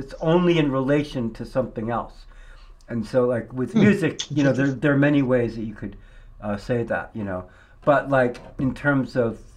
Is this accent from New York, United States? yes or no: yes; New York, United States; moved away; also born or lived in Prescott; I grew up in New York State